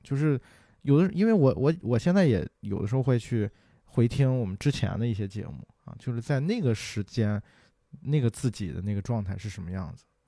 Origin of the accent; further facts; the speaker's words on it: Qingdao, Shandong, China; 黄岛路，还有什么那个，呃，博山路那边儿，啊，就是因为小时候在那边儿长大的嘛